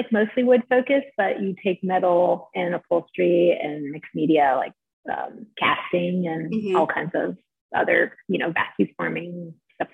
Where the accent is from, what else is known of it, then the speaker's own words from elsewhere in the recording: St. Simons Island, Georgia, United States; moved away as an adult; also born or lived in Providence, Rhode Island; I grew up on St. Simon's Island, Georgia, which is a little barrier island on the southeast coast.